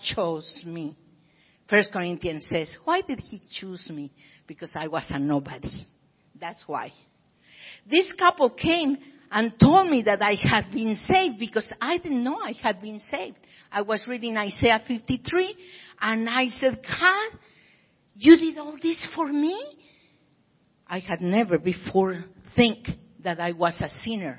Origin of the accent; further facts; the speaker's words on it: Pachuca, Hidalgo, Mexico; now in Tijuana, Mexico; I was born right here in Pachuca, Hidalgo, Mexico, but I work over here in Tijuana, the other side of San Diego